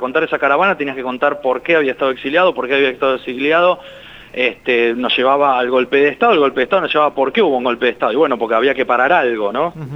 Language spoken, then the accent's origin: Spanish; Argentina; nosotros somos argentinos